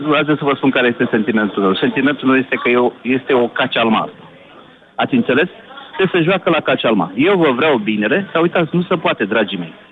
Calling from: Bucharest, Romania; sunt din București.

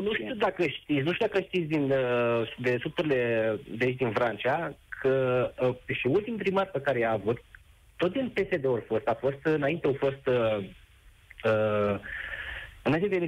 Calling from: Focșani, Vrancea County, Romania; Uh, Nedere, sunt din Focșani.

